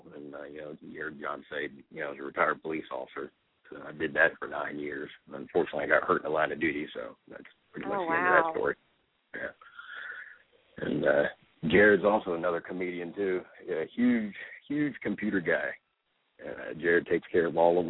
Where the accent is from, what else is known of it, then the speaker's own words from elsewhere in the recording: Wilmington, North Carolina, United States; now in Richmond, United States; I'm originally from Wilmington, North Carolina